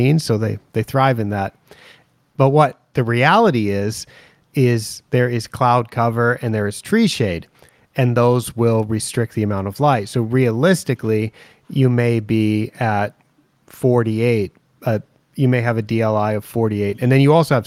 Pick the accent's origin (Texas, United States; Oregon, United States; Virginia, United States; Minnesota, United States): Oregon, United States; Portland; moved away; my hometown of Portland, Oregon